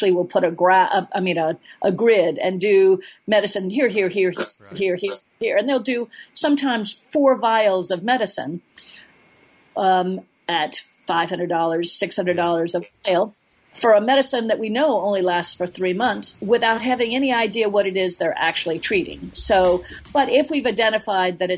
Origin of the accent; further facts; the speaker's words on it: Florida, United States; now in Alaska, United States; I'm a flatlander from Florida